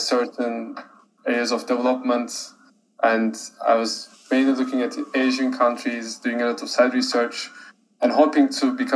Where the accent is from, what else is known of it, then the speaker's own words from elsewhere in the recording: Turkey; moved away as an adult; now in New York, United States; I'm originally from Turkey, now studying in a university in New York.